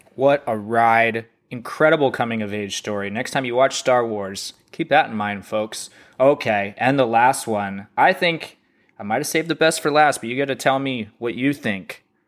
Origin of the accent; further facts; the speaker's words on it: North Texas, United States; I'm from North Texas